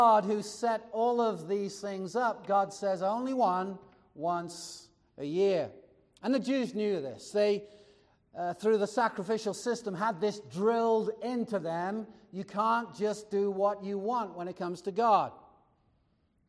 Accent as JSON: {"language": "English", "country": "United States", "said": "We're American"}